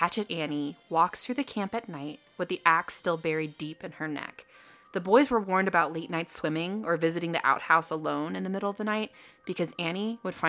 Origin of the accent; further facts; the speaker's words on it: Colorado, United States; I grew up in the mountains. I grew up in Colorado.